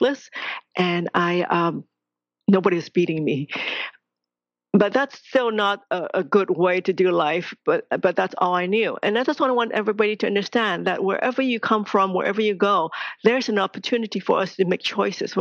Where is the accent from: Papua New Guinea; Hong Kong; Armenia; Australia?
Hong Kong; I was born in Hong Kong, second daughter in a very traditional Chinese family